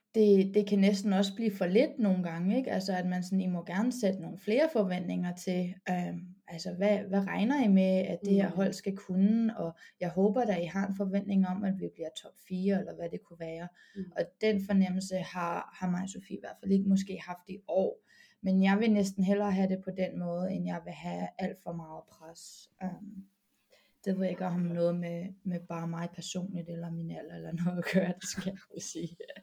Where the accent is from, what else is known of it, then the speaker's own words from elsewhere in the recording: Copenhagen, Capital Region of Denmark, Denmark; moved away as an adult; also born or lived in United States; now in Madrid, Spain; jeg har min ungdomsbasket i BK Amager